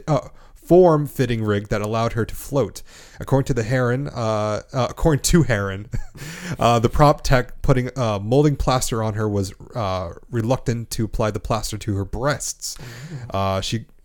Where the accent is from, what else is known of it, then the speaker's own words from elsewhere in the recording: Canada; I'm Canadian.